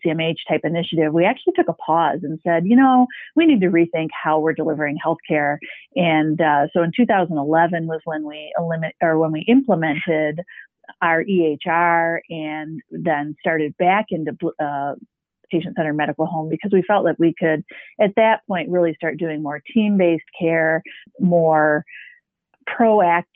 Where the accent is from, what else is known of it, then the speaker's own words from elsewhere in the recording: Midland, Michigan, United States; We are a independent private practice in my hometown of Midland